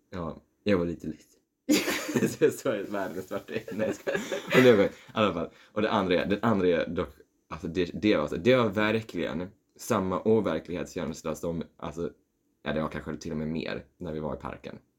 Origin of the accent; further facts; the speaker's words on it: Skåne, Sweden; jag är från Skåne